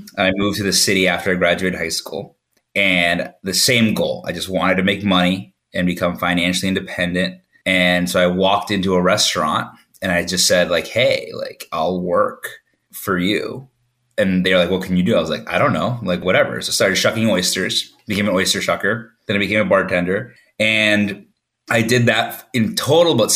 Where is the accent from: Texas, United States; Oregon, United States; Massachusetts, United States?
Massachusetts, United States; I grew up in Massachusetts